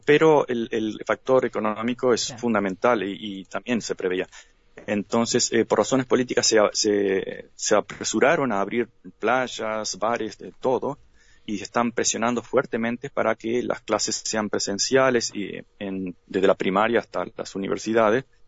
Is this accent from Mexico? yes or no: no; Uruguay; now in United States; somos uruguayos